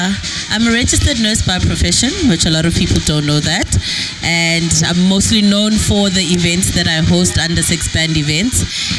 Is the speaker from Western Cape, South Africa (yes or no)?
no; Soweto, Gauteng, South Africa; born and raised in Soweto.